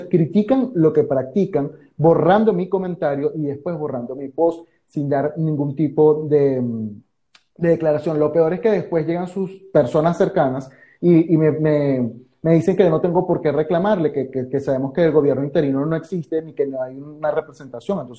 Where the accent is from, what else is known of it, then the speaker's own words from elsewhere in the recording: Venezuela; now in Argentina; Para eso estamos como hermanos venezolanos que nos ayudamos unos con otros y somos de, son de quien siempre esperamos.